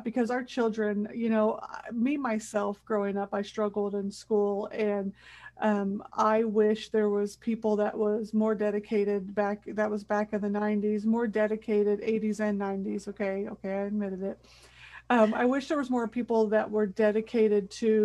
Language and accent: English; Midwest, United States; I was raised in the Midwest